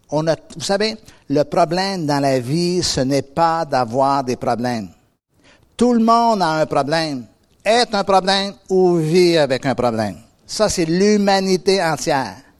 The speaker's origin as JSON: {"language": "French", "region": "Quebec", "country": "Canada", "moved": "yes", "said": "moi, je viens d'Amérique"}